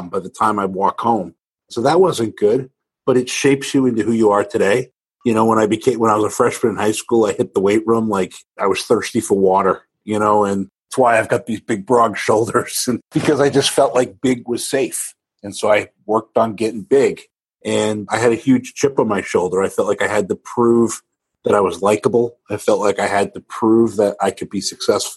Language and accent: English; Maine, United States; Grew up in Maine, of all places